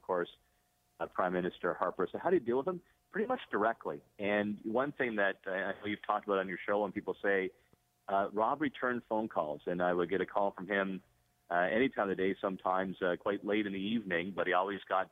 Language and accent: English; Niagara, Ontario, Canada; I'm from Niagara